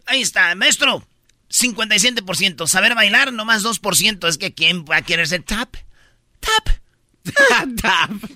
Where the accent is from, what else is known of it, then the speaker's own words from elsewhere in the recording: Michoacán, Mexico; en Michoacán somos buenos todos